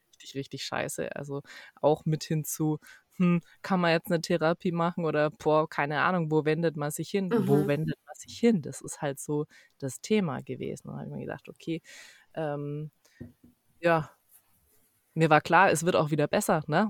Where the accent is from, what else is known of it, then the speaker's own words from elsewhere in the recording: Ansbach, Bavaria, Germany; ich komme aus Ansbach ursprünglich